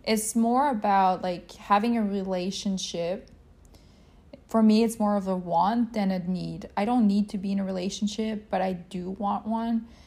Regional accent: Quebec, Canada; I'm from Canada, Quebec, Canada, to be more exact.

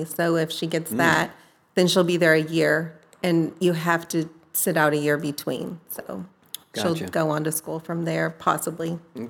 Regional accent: Cypress, California, United States; moved away as an adult; In Southern California. I grew up in Cypress. It's in Orange County.

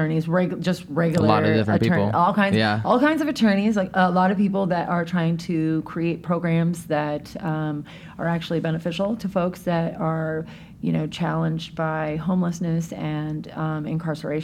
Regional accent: Tacoma, Washington, United States; now in Seattle, United States; That was where I was born and raised

